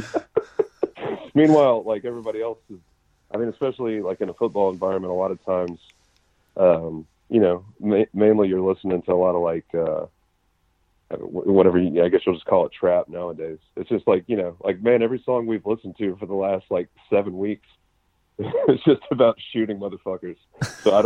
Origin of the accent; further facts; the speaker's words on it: Memphis, Tennessee, United States; growing up in Memphis